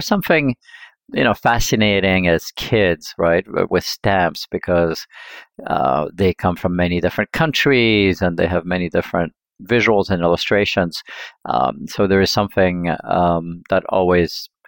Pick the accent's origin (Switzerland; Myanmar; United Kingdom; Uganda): Switzerland; Lausanne, Vaud; now in California, United States; I grew up in Switzerland in a small town called Lausanne.